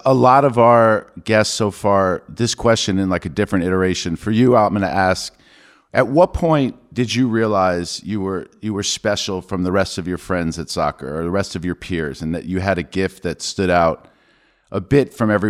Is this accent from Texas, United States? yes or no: no; New York, United States; I grew up in New York, so I always knew that like my Jersey friends were very serious about soccer and lacrosse